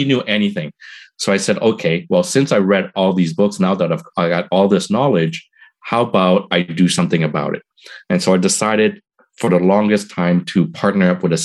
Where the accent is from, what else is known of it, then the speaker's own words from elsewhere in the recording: Montreal, Quebec, Canada; moved away as an adult; now in Toronto, Canada; I'm from Montreal, moved to Toronto